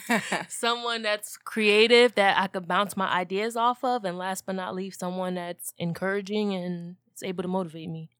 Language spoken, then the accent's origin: English; New Jersey, United States; we're from North Jersey